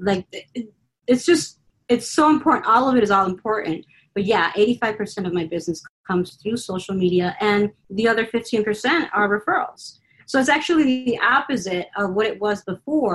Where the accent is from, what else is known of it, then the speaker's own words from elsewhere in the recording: Chicago, Illinois, United States; like me as a Chicagoan